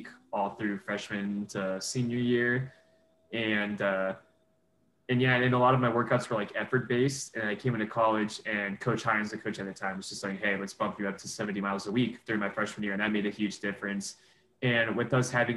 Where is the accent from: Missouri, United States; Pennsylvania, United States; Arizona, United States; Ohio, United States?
Arizona, United States; now in Flagstaff, United States; it was in my home state